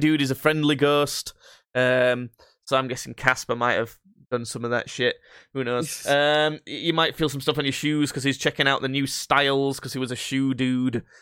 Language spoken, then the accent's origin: English; Yorkshire and the Humber, United Kingdom; we're from Yorkshire